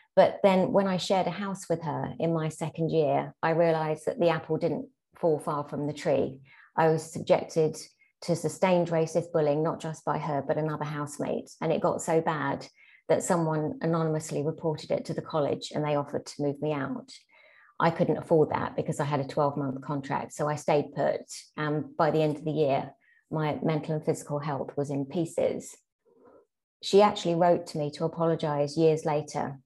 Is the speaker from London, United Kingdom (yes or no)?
yes; London, United Kingdom; my childhood as a second generation British Pakistani in 70s and 80s South London